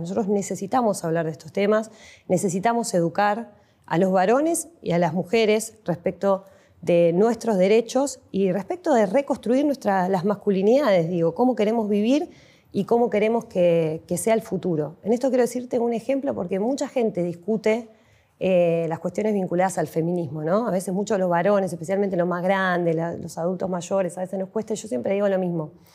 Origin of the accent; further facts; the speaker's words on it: La Plata, Buenos Aires Province, Argentina; nacimos acá en La Plata, vivimos toda la vida en Tolosa.